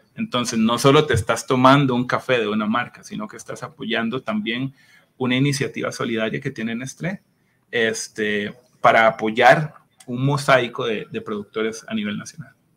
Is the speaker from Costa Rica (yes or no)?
yes; Costa Rica